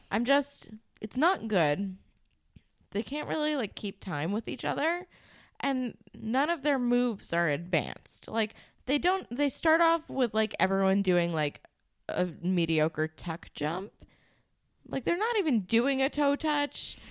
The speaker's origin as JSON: {"language": "English", "region": "New Jersey", "country": "United States", "tie": "born or raised there", "said": "I grew up in New Jersey."}